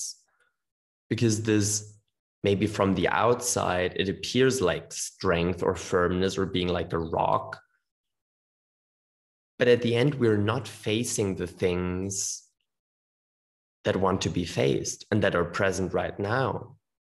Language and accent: English; Germany; growing up in Germany